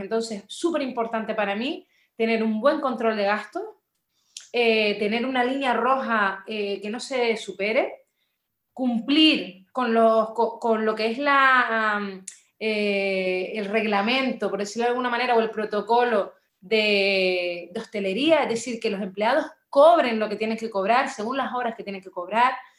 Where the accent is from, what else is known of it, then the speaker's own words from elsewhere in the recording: Las Palmas de Gran Canaria, Canary Islands, Spain; also born or lived in Burgos; yo nací en Las Palmas, de Gran Canaria, soy canaria como tú, de nacimiento